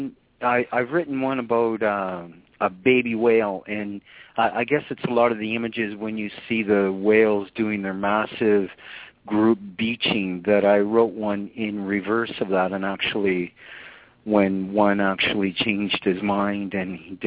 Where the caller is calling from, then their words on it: Canada; I'm calling you from Canada, sir.